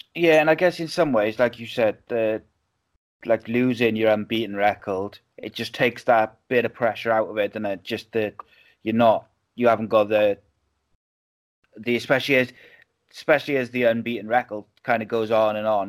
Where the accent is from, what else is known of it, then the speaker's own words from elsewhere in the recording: Wales, United Kingdom; living in Wales